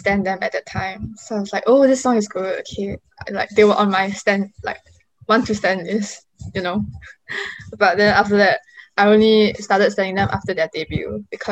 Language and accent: English; Singapore; I'm from Singapore and I translate for ….